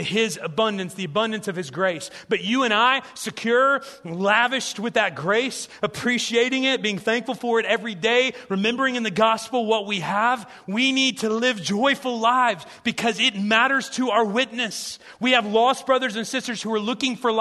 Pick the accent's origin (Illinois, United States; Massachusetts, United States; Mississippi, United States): Illinois, United States; South Central; I grew up in these small churches in Illinois